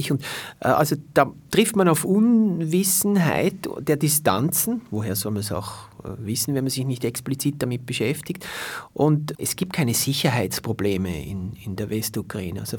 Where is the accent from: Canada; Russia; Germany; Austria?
Austria; Vienna; Jetzt kann ich natürlich als Wiener sagen, ich bleibe einen Monat in der Ukraine